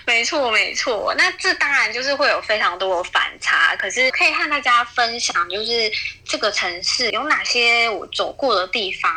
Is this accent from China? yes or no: no; Taiwan; 我们台湾人